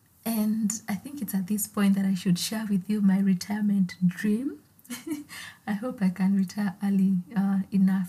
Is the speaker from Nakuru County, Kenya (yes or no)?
yes; Naivasha, Nakuru County, Kenya; So I grew up in Naivasha, a town